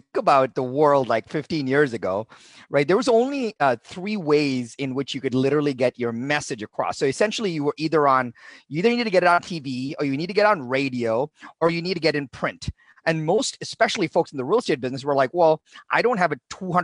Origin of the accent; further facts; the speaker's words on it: India; moved away as an adult; now in United States; I was born in India, and my dad was a professor of English at a local university, made no money